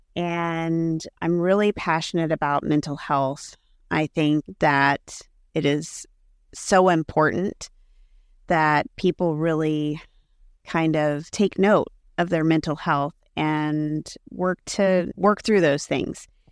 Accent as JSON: {"language": "English", "town": "Kansas City", "country": "United States", "tie": "born or raised there", "said": "I am born and raised in Kansas City, grew up in the suburbs of Kansas City"}